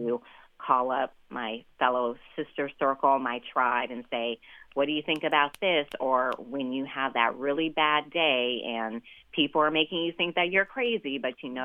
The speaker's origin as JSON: {"language": "English", "region": "Nevada", "country": "United States", "tie": "born or raised there", "said": "Nevada, my home state"}